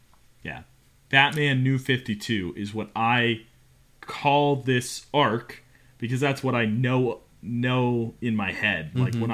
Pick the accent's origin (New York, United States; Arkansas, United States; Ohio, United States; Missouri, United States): Ohio, United States; Cincinnati; moved away; Cincy is my stomping ground. That's where I grew up. I grew up in Cincinnati